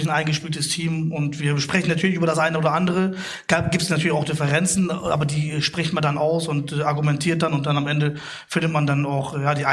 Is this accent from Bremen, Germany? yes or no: yes; Bremen, Germany; Ich bin Bremer ja, Jung ja.